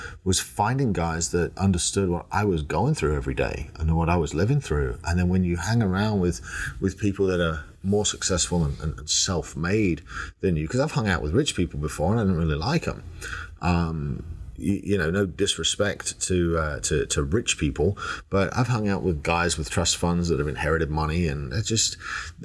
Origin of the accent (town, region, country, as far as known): England, United Kingdom; now in United States